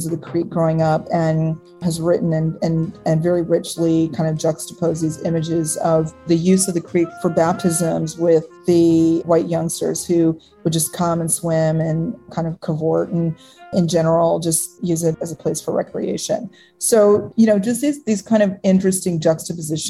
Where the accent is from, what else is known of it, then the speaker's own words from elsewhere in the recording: Pensacola, Florida, United States; I'm a native of Pensacola, Florida